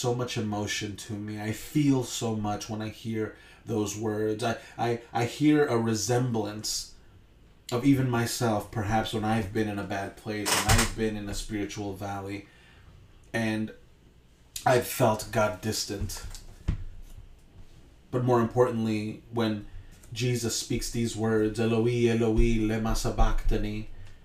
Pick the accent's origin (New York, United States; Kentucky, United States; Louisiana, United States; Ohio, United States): New York, United States; Hempstead; I grew up in Hempstead, went to Hempstead for lower school, or what would be elementary school